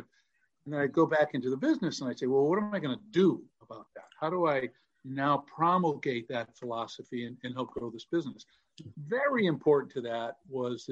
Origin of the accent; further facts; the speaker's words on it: United States; I grew up in an Italian-American neighborhood